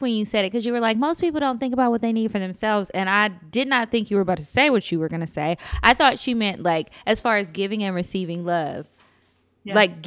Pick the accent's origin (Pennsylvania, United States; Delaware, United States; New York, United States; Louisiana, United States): Louisiana, United States; Natchitoches; now in Texas, United States; It's in my hometown, Natchitoches, Louisiana.